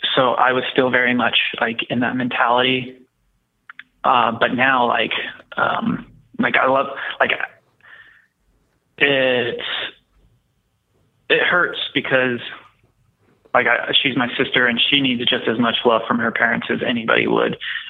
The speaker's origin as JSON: {"language": "English", "region": "Texas", "country": "United States", "tie": "born or raised there"}